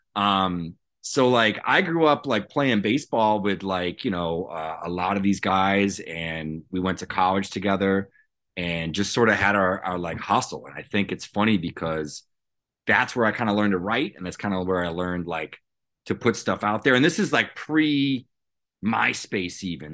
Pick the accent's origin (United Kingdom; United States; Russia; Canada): United States; right outside the Cape Cod League, Massachusetts; I grew up right outside the Cape Cod League